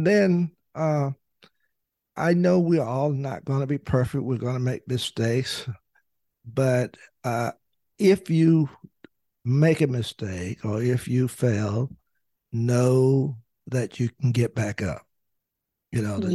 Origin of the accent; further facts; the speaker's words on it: North Carolina, United States; I was the youngest African American lawyer at the time practicing in the state of North Carolina.